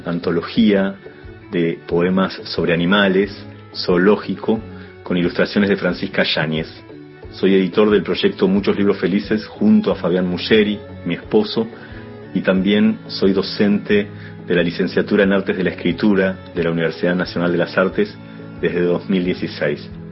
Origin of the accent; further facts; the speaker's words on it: Necochea, Buenos Aires Province, Argentina; also born or lived in La Plata, Argentina; now in Buenos Aires, Argentina; nací en Necochea en 1969